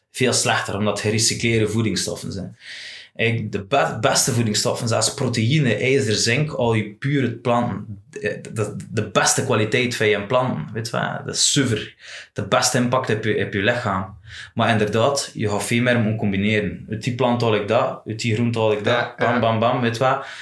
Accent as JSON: {"language": "Dutch", "region": "West Flanders", "country": "Belgium", "said": "Als West-Vlaming"}